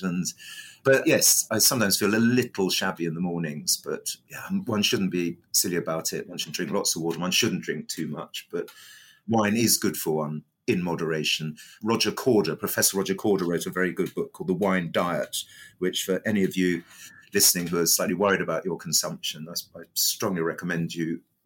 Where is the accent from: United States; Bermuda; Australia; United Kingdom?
United Kingdom; Brighton, South East England; I helped set up Brighton Gin in my hometown